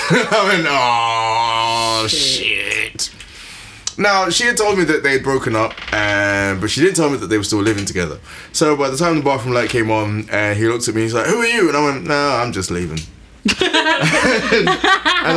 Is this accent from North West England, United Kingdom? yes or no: no; London, United Kingdom; I'm from East London, old school, like hard living